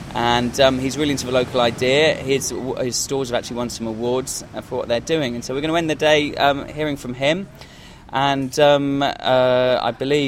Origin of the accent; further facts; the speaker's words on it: Totnes, South West England, United Kingdom; because I'm from Totnes, actually